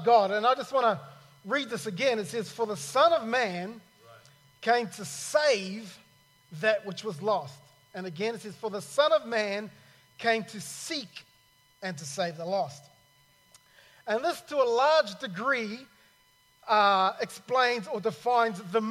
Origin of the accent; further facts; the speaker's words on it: New Zealand; also born or lived in Cairns, Australia / Sydney, Australia; now in Australia; I'm originally from New Zealand